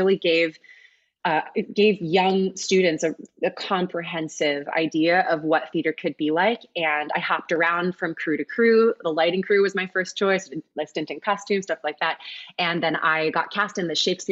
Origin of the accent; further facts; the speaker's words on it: Ardmore, Pennsylvania, United States; I grew up in Ardmore. I lived on St. Paul's Road